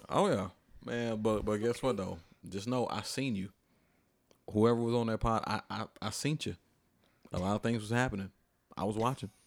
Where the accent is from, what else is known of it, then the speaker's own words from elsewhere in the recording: Atlanta, Georgia, United States; I'm from Atlanta